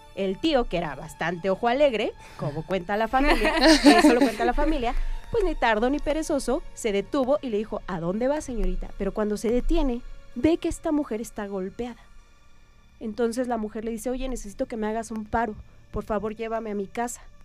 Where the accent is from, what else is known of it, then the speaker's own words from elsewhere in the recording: Oaxaca, Mexico; yo soy de Oaxaca.